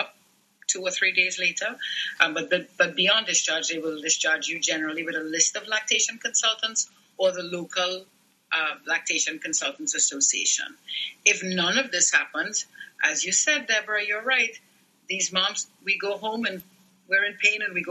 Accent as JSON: {"language": "English", "country": "Trinidad & Tobago", "tie": "born or raised there", "moved": "as an adult", "said": "I was born and raised in Trinidad and Tobago"}